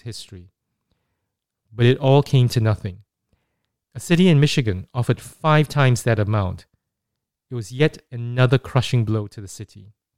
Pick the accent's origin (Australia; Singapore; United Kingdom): Singapore; growing up in Singapore in the nineteen eighties